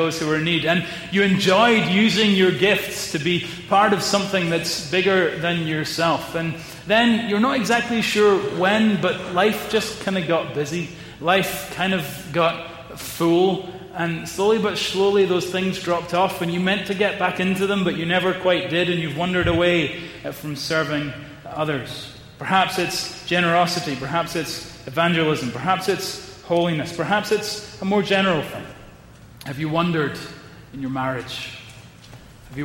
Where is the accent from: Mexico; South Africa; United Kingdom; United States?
United Kingdom; Edinburgh, Scotland; my hometown of Edinburgh